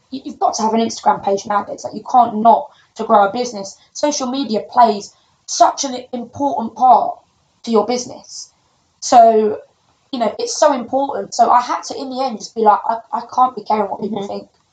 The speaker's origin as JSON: {"language": "English", "region": "London", "country": "United Kingdom", "said": "I'm from London, uh, quite a rough area."}